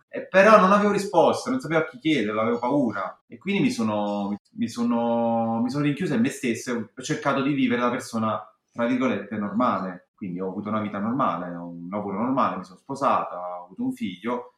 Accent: Naples, Campania, Italy; io sono a Napoli, sono napoletana, vi parlo che negli anni 80 ero adolescente

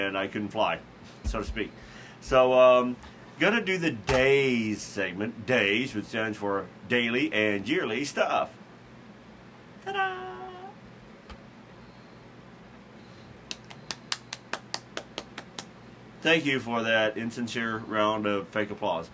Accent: Carbondale, Illinois, United States; my hometown of Carbondale, Illinois

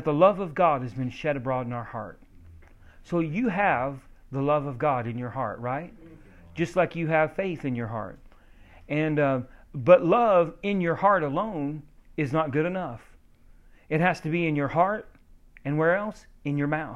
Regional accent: Oklahoma, United States; I'm from Oklahoma, we drink a lot of sweet tea

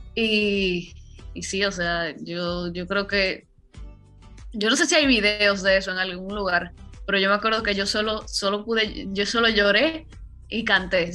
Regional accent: Dominican Republic; lo que se escucha en mi tierra

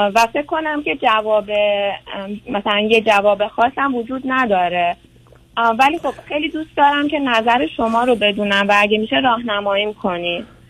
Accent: Tehran, Tehran Province, Iran; moved away as an adult; also born or lived in Europe / Canada; now in California, United States; ما تهران زندگی میکردیم

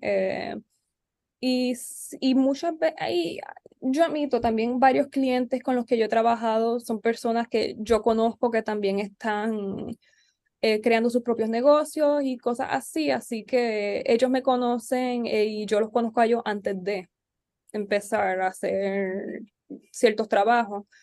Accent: San Juan, Puerto Rico; also born or lived in Barranquitas; yo nací en San Juan y me crié en San Juan, mi escuela fue acá

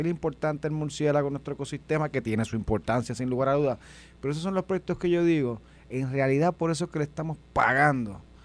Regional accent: Puerto Rico; yo soy de Gabaja

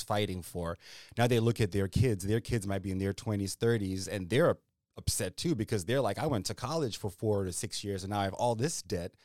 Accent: Zimbabwe; now in Virginia, United States; I'm a guy from Zimbabwe

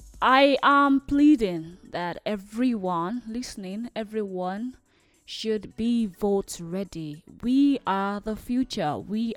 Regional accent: Nigeria

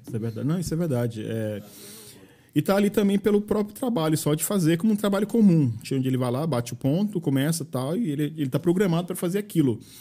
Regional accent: Maranhão, Brazil; moved away as an adult; now in Caldas Novas, Brazil; Eu sou maranhense

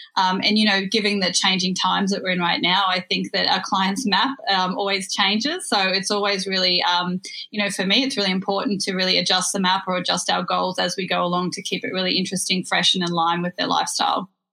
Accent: Australia; now in New York, United States; I'm actually dialing in from across the world over in New York. So, I'm happy to be here with my fellow Australian and Kiwis

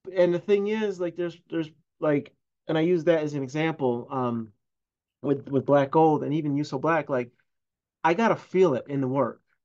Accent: Syracuse, New York, United States; I'm born and raised in Syracuse

